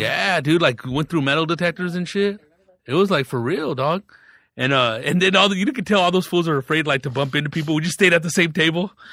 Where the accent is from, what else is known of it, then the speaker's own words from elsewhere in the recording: Riverside, California, United States; I grew up in Riverside